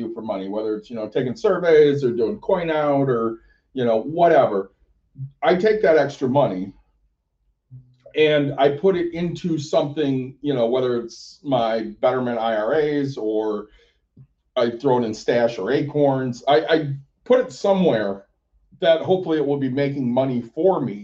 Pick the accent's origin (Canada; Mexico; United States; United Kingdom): United States; Plainwell, Michigan; also born or lived in Chicago, Illinois / Los Angeles, California / Rockford, Illinois; now in Byron Center, United States; I was born in Chicago, lived in LA for a year, grew up in Plainwell, Michigan, which is just north of Kalamazoo